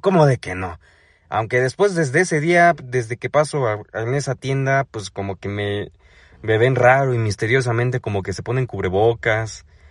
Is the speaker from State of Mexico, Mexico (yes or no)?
yes; Ecatepec, State of Mexico, Mexico; moved away; Yo soy del Estado de México, más específicamente de Catepec